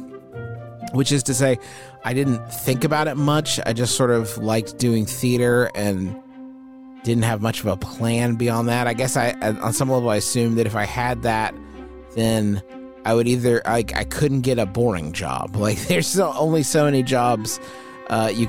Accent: Huntington, West Virginia, United States; It's my hometown here in Huntington, West Virginia

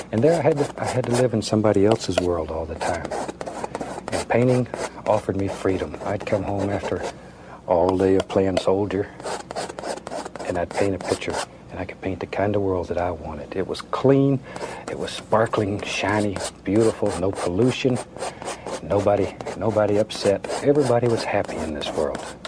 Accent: Florida, United States; moved away as an adult; I was born and raised in Florida

